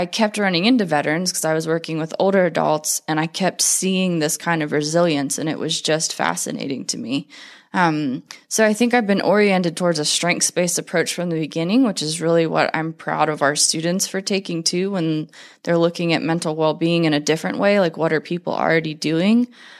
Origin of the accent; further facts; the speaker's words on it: North Carolina, United States; So, like I said, I'm from North Carolina, which is considered the most military-friendly state.